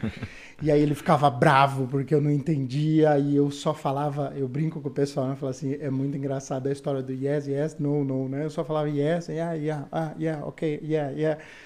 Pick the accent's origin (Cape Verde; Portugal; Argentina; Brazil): Brazil; São Paulo; moved away as an adult; also born or lived in Campinas; now in Canada; eu sou de São Paulo, capital